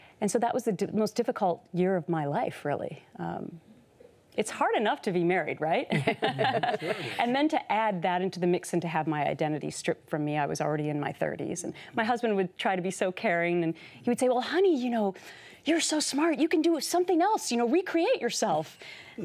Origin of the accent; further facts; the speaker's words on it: Minnesota, United States; I had a wonderful childhood growing up in Minnesota